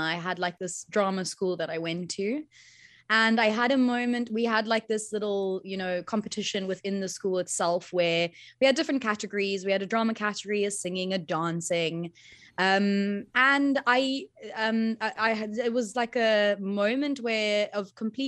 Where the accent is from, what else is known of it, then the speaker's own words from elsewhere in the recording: Cape Town, Western Cape, South Africa; first language Afrikaans; English is a second language; I got to grow up here.